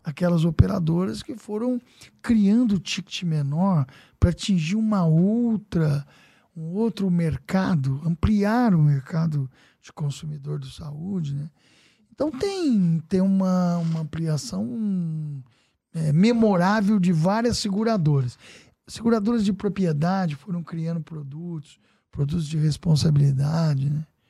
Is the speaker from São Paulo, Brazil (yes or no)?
yes; Casa Branca, São Paulo, Brazil; now in São Paulo, Brazil; eu tenho uma pizzaria trinta e oito, trinta e sete anos lá em Casa Branca, né, minha terra natal